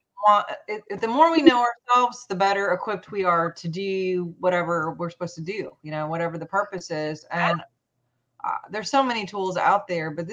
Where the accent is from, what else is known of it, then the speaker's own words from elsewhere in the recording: Montana, United States; now in Louisiana, United States; I'm actually from Montana